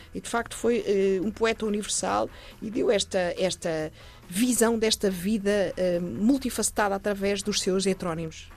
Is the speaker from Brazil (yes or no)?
no; Portugal; nos, nos caracteriza como portugueses